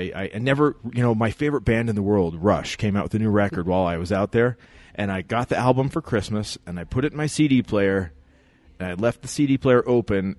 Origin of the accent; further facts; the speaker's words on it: Logan, Utah, United States; born and raised in Logan, Utah.